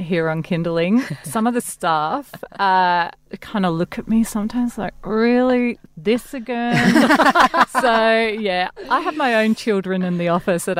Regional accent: Glasgow, Scotland, United Kingdom; now in Australia; I'm from Glasgow.

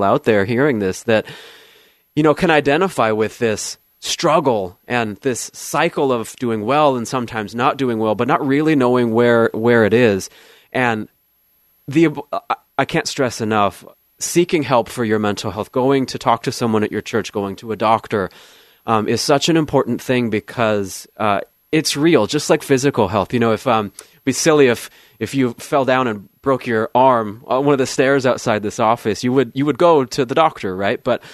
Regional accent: Southern California, United States; moved away as an adult; also born or lived in Arizona / Flagstaff, Arizona; now in Oregon, United States; I grew up in Southern California and also Arizona.

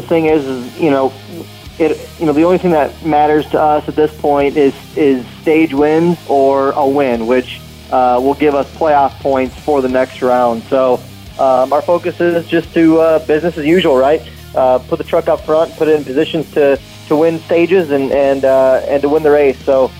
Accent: Wisconsin, United States; And for it to be in my home state is pretty special.

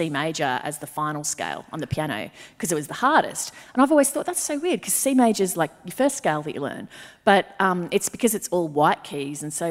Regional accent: Brisbane, Queensland, Australia; born or raised there

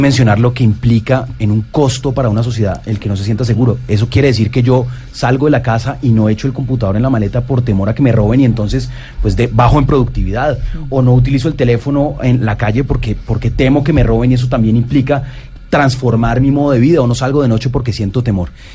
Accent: Bogotá, Colombia; also born or lived in Medellín / Germany / London; crecí en Bogotá, soy de Medellín

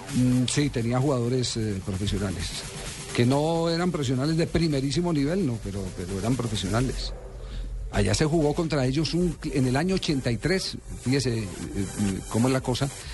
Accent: Manizales, Caldas, Colombia; now in Bogotá, Colombia; Manizales, de mi tierra

